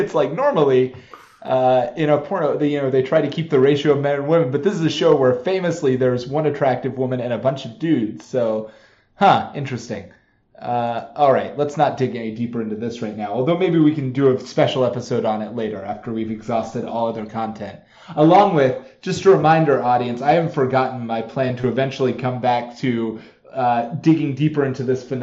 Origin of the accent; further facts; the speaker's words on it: Georgia, United States; I come from Georgia